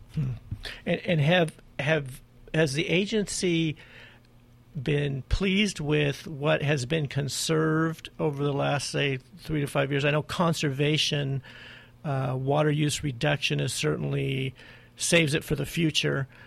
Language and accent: English; Glendora, California, United States; my hometown Glendora